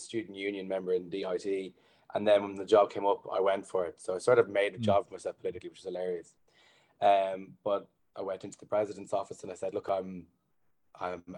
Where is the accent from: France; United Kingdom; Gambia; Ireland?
Ireland; Blanchardstown, Leinster; also born or lived in Dublin; I'm initially from Blanchardstown, and I moved into town for the final year of college doing engineering.